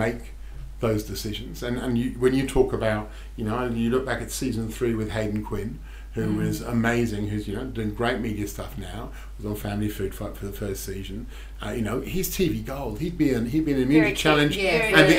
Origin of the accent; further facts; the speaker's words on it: Melbourne, Victoria, Australia; The three of us are all from Melbourne